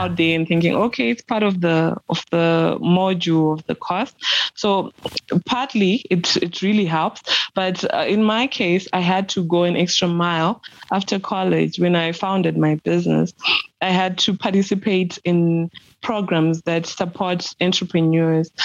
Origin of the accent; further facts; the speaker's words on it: Mashonaland Central, Zimbabwe; Zimbabwean, born and bred in Mashonaland Central Province of Zimbabwe